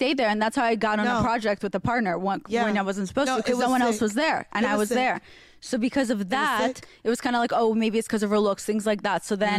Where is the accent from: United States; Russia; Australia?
Russia; because I grew up, well, you know, in Russia